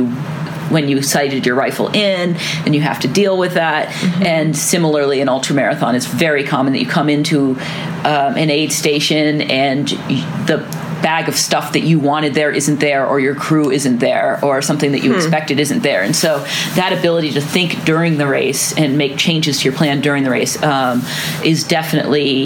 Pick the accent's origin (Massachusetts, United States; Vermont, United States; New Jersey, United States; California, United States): Vermont, United States; Chittenden; now in Bozeman, United States; I grew up in a town called Chittenden in Vermont. It's just a south central Vermont town